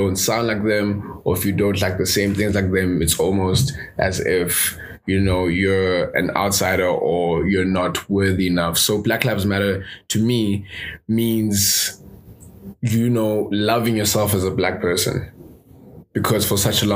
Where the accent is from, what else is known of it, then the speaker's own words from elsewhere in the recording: South Africa; I grew up in South Africa. My parents are divorced, so I moved city to city